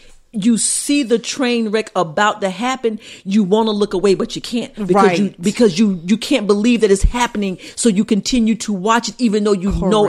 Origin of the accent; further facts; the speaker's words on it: South Carolina, United States; my home state of South Carolina